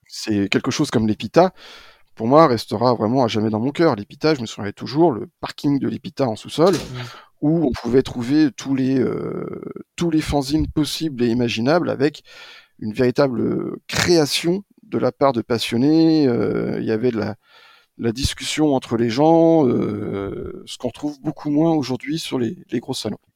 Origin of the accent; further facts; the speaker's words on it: Maine, Angers, Pays de la Loire, France; moved away as an adult; also born or lived in Strasbourg; now in Paris, France; Je suis allé faire mon UFM à Angers, dans mon maine natal